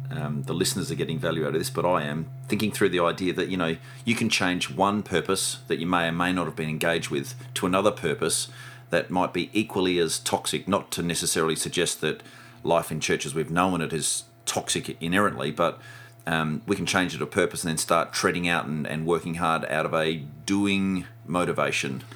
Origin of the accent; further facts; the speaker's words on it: Melrose, South Australia, Australia; moved away; when I grew up in Melrose or when I was farming up in Melrose